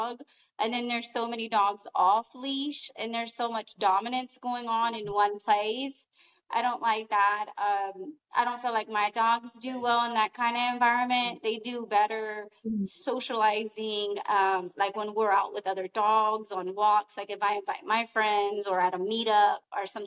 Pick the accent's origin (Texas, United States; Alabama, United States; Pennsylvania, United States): Texas, United States; Austin; I'm from Austin, Texas